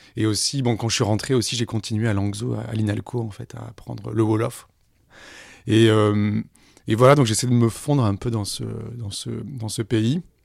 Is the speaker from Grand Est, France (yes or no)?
no; Aix-en-Provence, Provence-Alpes-Côte d'Azur, France; moved away as an adult; also born or lived in Senegal; now in Paris, France; ma ville natale, Aix-en-Provence